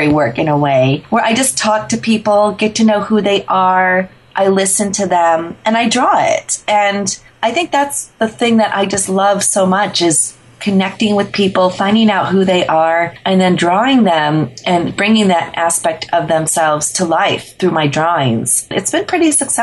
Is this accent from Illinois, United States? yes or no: yes; Chicago, Illinois, United States; When I was 10 years old, growing up in the Chicagoland area